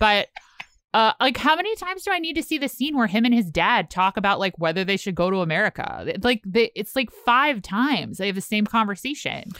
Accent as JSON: {"language": "English", "town": "Richmond", "region": "Virginia", "country": "United States", "moved": "yes", "said": "I'm from Richmond, Virginia"}